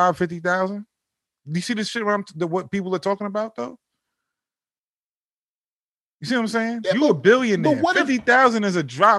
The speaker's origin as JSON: {"language": "English", "town": "Mount Vernon", "region": "New York", "country": "United States", "lives_now": "Yonkers, United States", "said": "I'm from Mount Vernon. I live in Yonkers."}